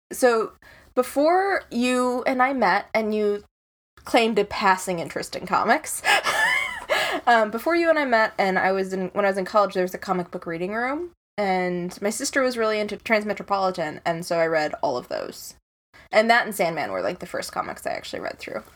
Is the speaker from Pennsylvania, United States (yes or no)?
no; Chicago, Illinois, United States; I'm from Chicago